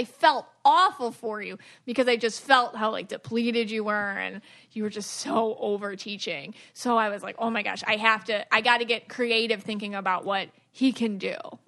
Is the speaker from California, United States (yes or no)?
no; Buffalo, New York, United States; So I'm from Buffalo.